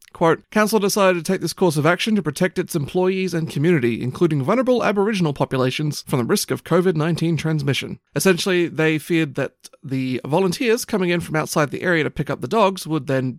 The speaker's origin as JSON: {"language": "English", "country": "Papua New Guinea", "tie": "born or raised there", "said": "it's just what I got used to growing up in New Guinea."}